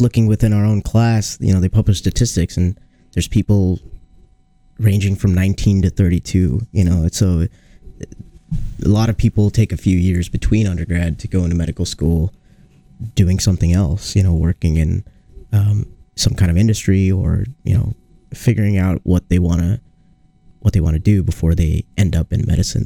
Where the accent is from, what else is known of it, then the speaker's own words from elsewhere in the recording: Seattle, Washington, United States; now in Iowa, United States; I grew up in Seattle